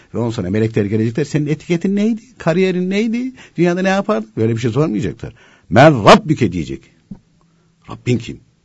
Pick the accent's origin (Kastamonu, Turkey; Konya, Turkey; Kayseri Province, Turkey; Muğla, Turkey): Konya, Turkey; a mountain village of; Konya'nın bir dağ köyünde doğdum